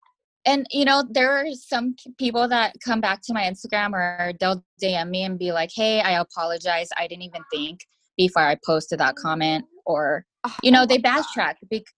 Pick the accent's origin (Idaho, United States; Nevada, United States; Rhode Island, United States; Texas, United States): Nevada, United States; Las Vegas; Like, I'm from Vegas, you know, I just don't take crap.